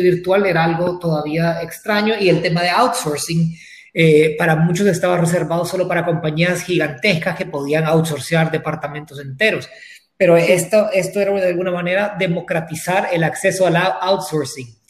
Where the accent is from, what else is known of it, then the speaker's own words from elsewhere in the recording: Santa Ana, El Salvador; moved away as an adult; now in San Salvador, El Salvador; Yo soy originalmente de Santa Ana eh, y me, vine a San Salvador a estudiar